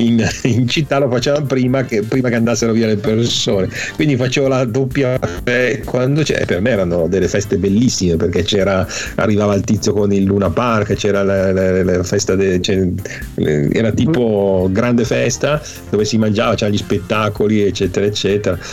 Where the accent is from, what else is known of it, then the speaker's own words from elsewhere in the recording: province of Milan, Lombardy, Italy; la provincia di Milano che era così, dove abitavo io